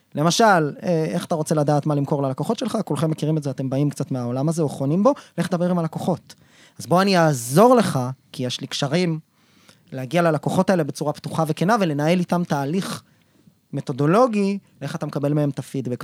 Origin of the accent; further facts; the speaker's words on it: Israel; אנחנו כישראלים